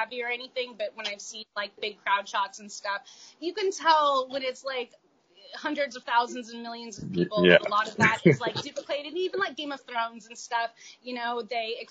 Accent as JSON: {"language": "English", "town": "Los Angeles", "region": "California", "country": "United States", "also_born_or_lived": "Brooklyn, New York", "moved": "yes", "lives_now": "New York, United States", "said": "I'm from Los Angeles"}